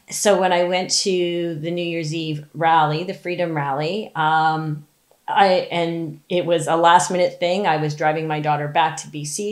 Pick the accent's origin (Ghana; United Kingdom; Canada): Canada; Ontario; I'm from Ontario